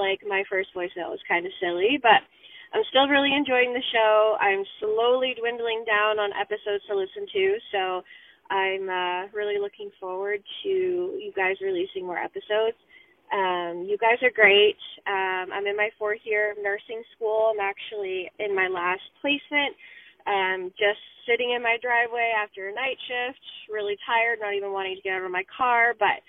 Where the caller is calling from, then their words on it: London, Ontario, Canada; I'm calling from London, Ontario.